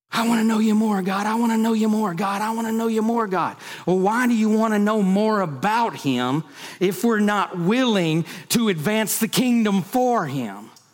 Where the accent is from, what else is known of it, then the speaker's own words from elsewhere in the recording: United States; I was born in America.